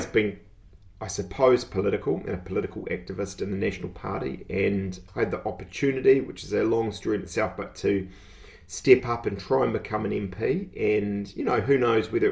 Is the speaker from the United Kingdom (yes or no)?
no; Auckland, New Zealand; moved away as an adult; now in Tauranga, New Zealand; I grew up in West Auckland. So I'm a Westie originally. Obviously, I've been in Tauranga here for 20 years